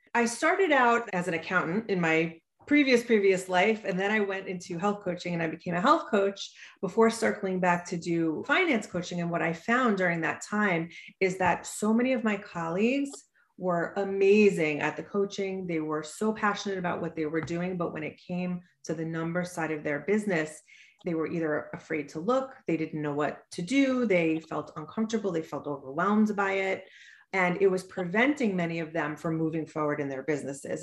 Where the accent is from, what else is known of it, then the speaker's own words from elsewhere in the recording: Suffolk County, Long Island, New York, United States; also born or lived in Pennsylvania; So I'm from Long Island, New York. I grew up in Suffolk County